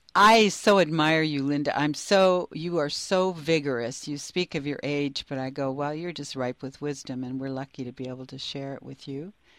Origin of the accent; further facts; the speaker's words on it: Canada; growing up in Canada